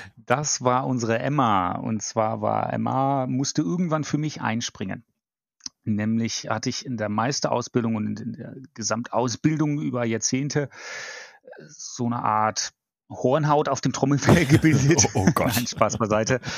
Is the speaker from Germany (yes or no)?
yes; Bremerhaven, Bremen, Germany; moved away as an adult; also born or lived in Baden-Württemberg / Frankfurt; now in Düsseldorf, Germany; komme gebürtig aus Norddeutschland, dem wunderbaren Bremerhaven. Bin dort auch aufgewachsen